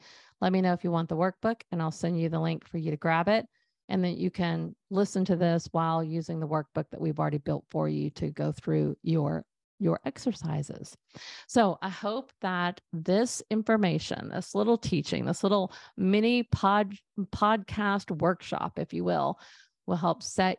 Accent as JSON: {"language": "English", "region": "Texas", "country": "United States", "tie": "born or raised there", "said": "a lake house that we grew up at in East Texas."}